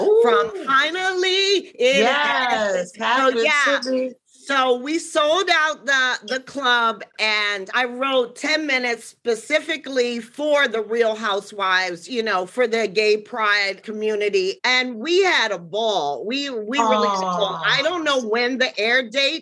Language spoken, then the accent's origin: English; Washington, District of Columbia, United States; from Washington, D.C. originally